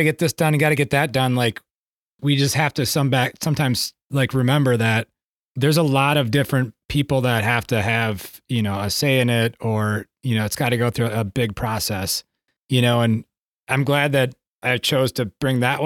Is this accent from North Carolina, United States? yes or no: no; Wisconsin, United States; I'm from Wisconsin